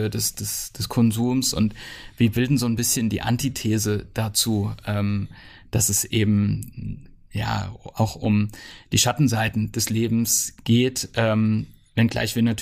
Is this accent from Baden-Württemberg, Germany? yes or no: no; Rasdorf, Hesse, Germany; wenn man in Rasdorf groß wird, dann wird man ähm, mit, ähm, mit Geschichte groß.